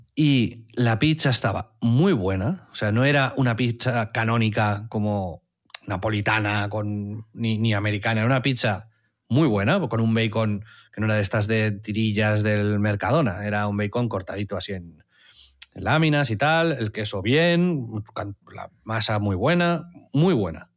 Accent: Tiana, Catalonia, Spain; como me crié en Tiana

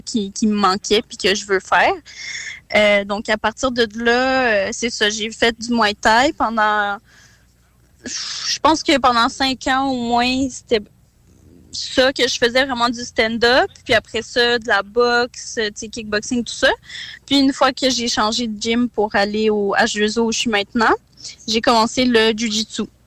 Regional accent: Quebec, Canada; also born or lived in Kazakhstan; je suis née au Kazakhstan. Puis, dans le fond, je suis d'origine russe du Kazakhstan. Euh, mais j'ai immigré ici avec mes parents quand j'avais trois ans, fait que je suis pas mal euh, un petit mix là, tu sais, québécoise

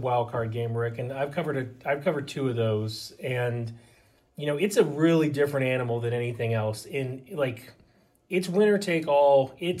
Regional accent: Baltimore, Maryland, United States; we're both from Baltimore.

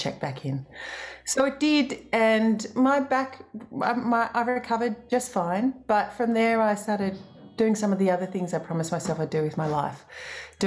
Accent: Australia; as an Australian musician

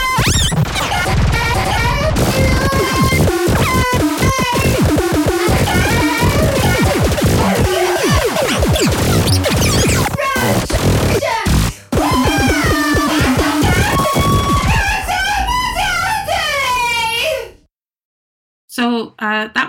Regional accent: Newcastle upon Tyne, North East England, United Kingdom; I'm based up in Newcastle, which is where I was born and brought up.

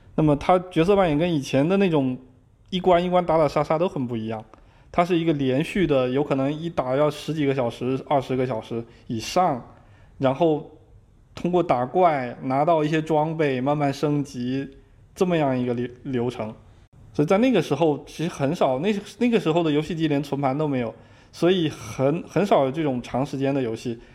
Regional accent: Zhangzhou, Fujian, China; moved away as an adult; also born or lived in Beijing; now in Seattle, United States; 我是福建人，我在福建漳州是属于福建最南端的那个地方

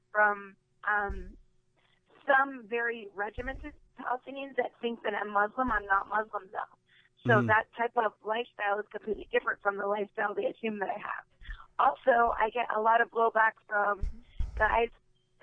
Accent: Canada; also born or lived in Las Vegas; born and raised in Canada

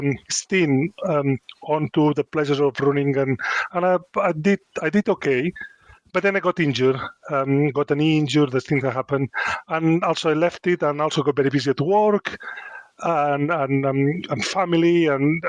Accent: Spain; English is a second language; moved away as an adult; now in Chesterfield, United Kingdom; I come from Spain, it's quite a macho culture

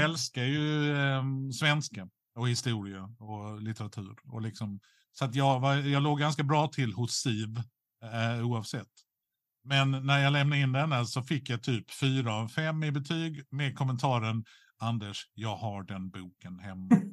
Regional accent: Skåne, Sweden; som skåning

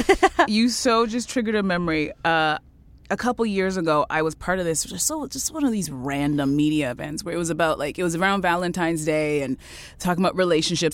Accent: Canada; I was born in Canada

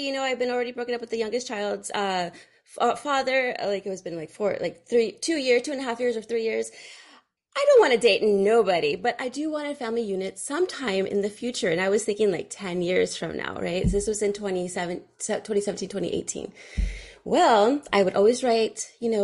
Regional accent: Fremont, California, United States; I grew up in Fremont, California, and there's a lot of Indians

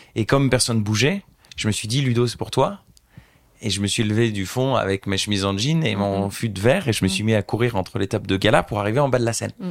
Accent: Beauvais, Hauts-de-France, France; moved away as an adult; also born or lived in Argentina / United Arab Emirates / United States / Brazil; j'ai grandi à Beauvais

